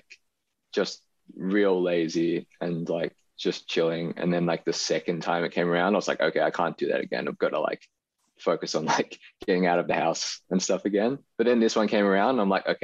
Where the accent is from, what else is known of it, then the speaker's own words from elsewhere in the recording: Australia; being Chinese Australian. It's just kind of like a bit of a visual representation of like how I feel and my experiences kind of growing up with a a Chinese background, but in a Western country